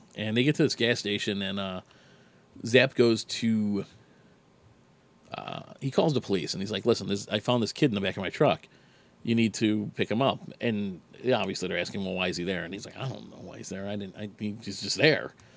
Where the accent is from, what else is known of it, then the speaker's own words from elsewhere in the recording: Chicago, Illinois, United States; I'm from Chicago. It gets cold here